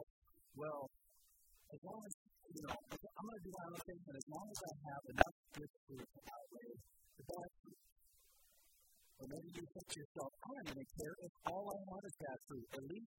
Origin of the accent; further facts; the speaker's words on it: Columbus, United States; I'm from Columbus